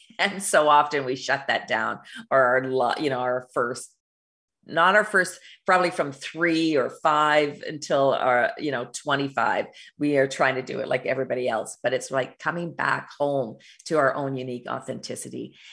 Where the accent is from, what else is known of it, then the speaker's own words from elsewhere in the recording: Canada; also born or lived in Alberta, Canada; I live in Alberta, Canada